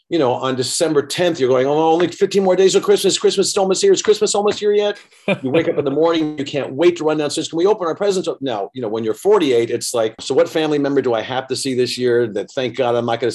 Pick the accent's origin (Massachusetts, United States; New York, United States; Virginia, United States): New York, United States; New York City; also born or lived in Beverly Hills, California / Los Angeles, California; now in Wisconsin, United States; I was born in Manhattan. I lived in Beverly Hills for 25 years. I lived in LA. I've been all over the world, and now I'm living in a town of 5,000 in Wisconsin.